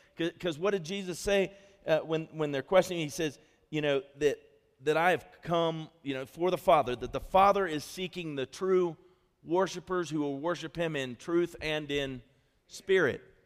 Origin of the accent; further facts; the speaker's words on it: Ohio, United States; moved away as an adult; now in Colorado Springs, United States; I came from Ohio